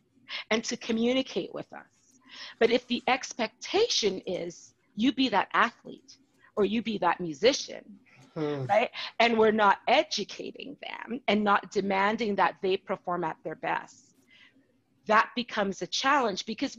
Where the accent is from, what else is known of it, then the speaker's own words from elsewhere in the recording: Calgary, Alberta, Canada; I was born in Calgary